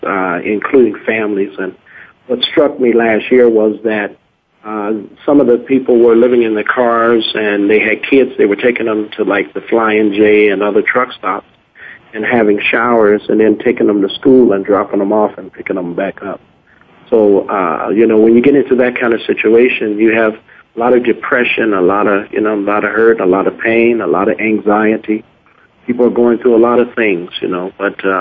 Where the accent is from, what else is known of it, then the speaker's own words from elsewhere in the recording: Chicago, Illinois, United States; I'm from Chicago